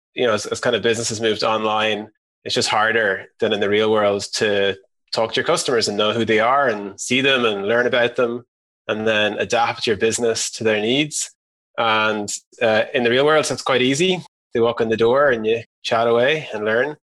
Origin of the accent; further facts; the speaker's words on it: Ireland; moved away as an adult; also born or lived in San Francisco, United States; We're all from Ireland